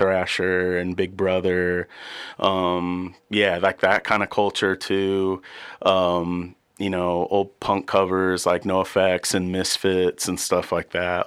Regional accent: Warsaw, Indiana, United States; also born or lived in Muncie, Indiana; I grew up in, in Warsaw

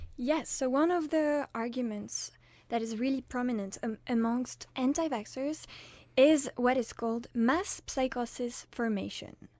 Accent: France; now in Uppsala, Sweden; I'm French, and I'm studying humanitarian action

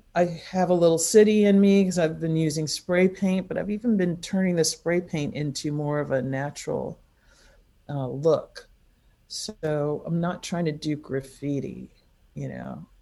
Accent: Massachusetts, United States; also born or lived in Los Angeles, California, United States; I was born in in Los Angeles, but when I was 6, we moved to Massachusetts

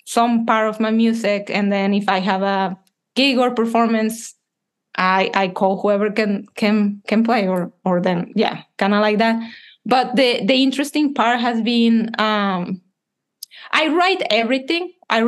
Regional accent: Monterrey, Nuevo León, Mexico; moved away as an adult; also born or lived in Canada; I'm from Mexico. I'm a composer

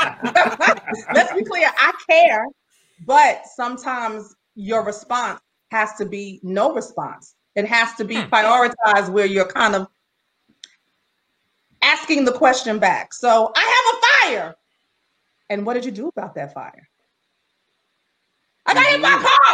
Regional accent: New York City, New York, United States; now in Baldwin, United States; I'm from Brooklyn.

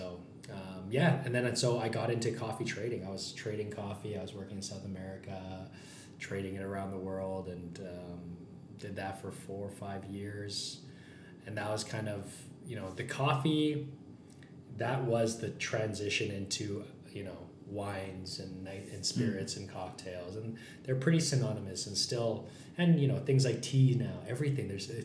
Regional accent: Calgary, Alberta, Canada; I grew up in the Plus 15, grew up in kind of this small business world

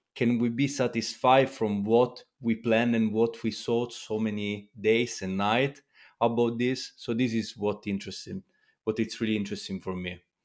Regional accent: Italy; I come from Italy

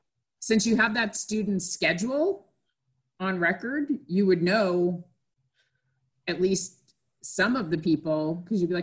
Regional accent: Massachusetts, United States; now in Georgia, United States; where I grew up in Massachusetts, the schools were controlled by the town

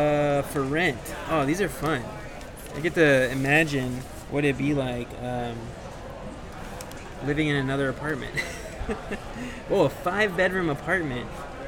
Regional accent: Texas, United States; I like the summertime in Texas. Like I said before, that's where I grew up

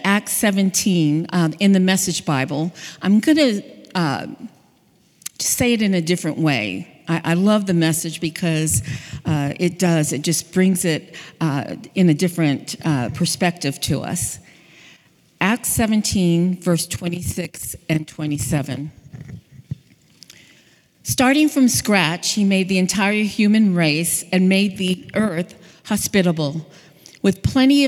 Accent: Hawaii, United States; moved away; also born or lived in California; I'm from Hawaii. I lived in California near the beach.

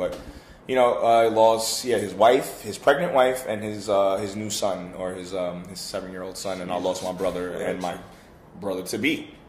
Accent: Bronx, New York, United States; The Bronx.

